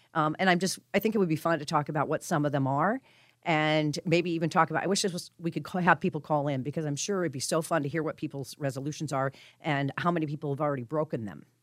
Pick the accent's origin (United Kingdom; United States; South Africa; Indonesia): United States; Colorado; moved away; I'm from Colorado. I grew up there